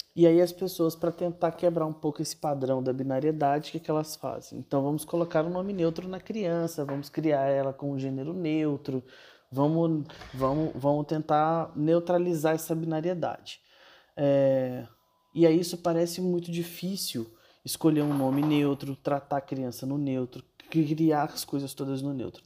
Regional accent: Brasília, Federal District, Brazil; moved away as an adult; now in São Paulo, Brazil; Sou de Brasília e moro em São Paulo já há quatro anos.

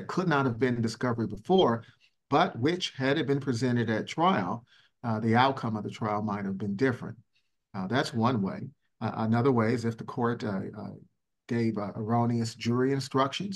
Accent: Richmond, California, United States; I grew up in Richmond, California, and in Northern California, went to public school

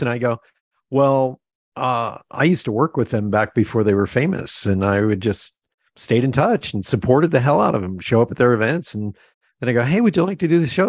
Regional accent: Pennsylvania Dutch area, United States; we're both from Pennsylvania. We're from that, you know, that, uh, Pennsylvania Dutch area

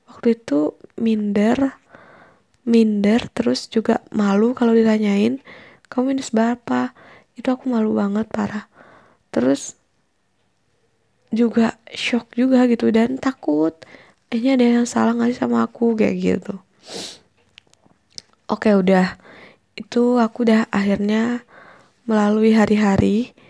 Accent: Bali, Indonesia; moved away as an adult; also born or lived in Bandung; aku lah di Bandung oh aku btw aku dari Bali jadi aku merantau ke Bandung

